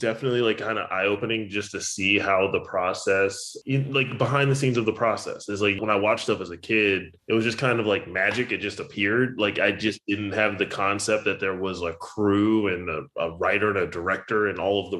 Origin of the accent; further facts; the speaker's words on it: Richmond, Virginia, United States; moved away as an adult; also born or lived in Blacksburg, Virginia; now in Los Angeles, United States; I was born in Blacksburg, but then I moved to the Richmond area when I was like 2. So basically raised in Richmond